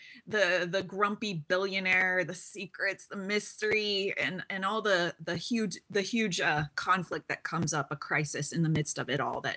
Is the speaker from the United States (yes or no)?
yes; Seattle, Washington, United States; moved away as an adult; also born or lived in China / Middle East / Finland; Born and raised in Seattle, also lived abroad for 20 years, lived in China for many years